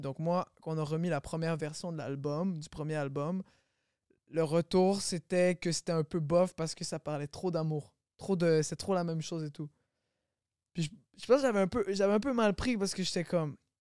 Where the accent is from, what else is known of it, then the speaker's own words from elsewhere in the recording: Longueuil, Quebec, Canada; J'ai grandi à Longueuil